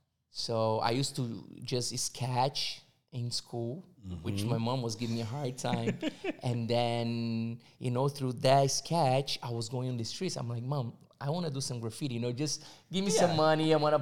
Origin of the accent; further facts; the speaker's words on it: São Paulo, Brazil; English is a second language; born and raised in Brazil, São Paulo.